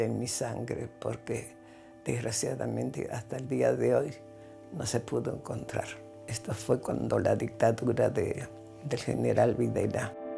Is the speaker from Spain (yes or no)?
no; Buenos Aires, Argentina; Nací el 11 de octubre de 1932. Nací en Buenos Aires